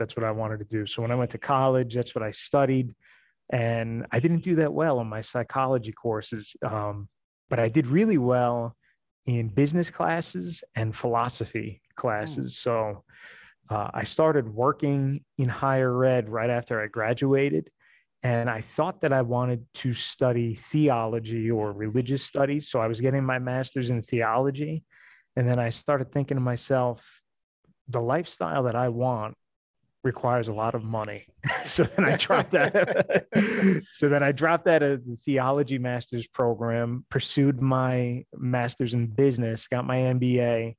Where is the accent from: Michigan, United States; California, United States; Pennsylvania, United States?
Pennsylvania, United States; I'm from the Northeast, Pennsylvania.